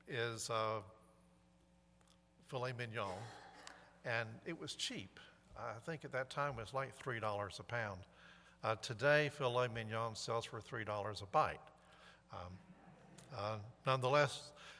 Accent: High Point, North Carolina, United States; moved away; I'm from High Point

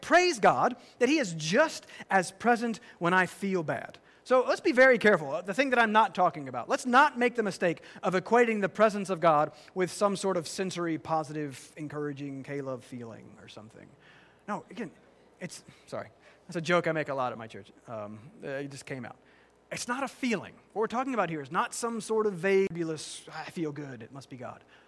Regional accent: the South, United States; I'm from the South, that you is plural

